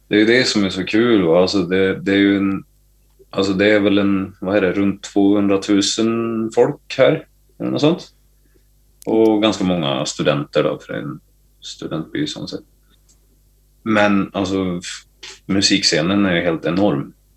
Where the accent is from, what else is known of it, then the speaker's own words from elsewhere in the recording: Gävle, Gävleborg County, Sweden; moved away; also born or lived in Sandviken; hemma i Gävle